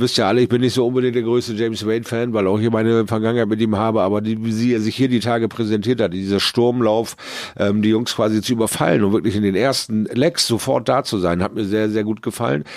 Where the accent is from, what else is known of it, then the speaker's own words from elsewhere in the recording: Bremerhaven, Bremen, Germany; zu Hause in Bremerhaven